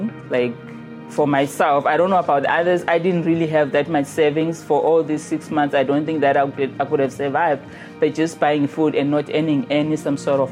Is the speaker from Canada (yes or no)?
no; Zimbabwe; moved away as an adult; I'm from Zimbabwe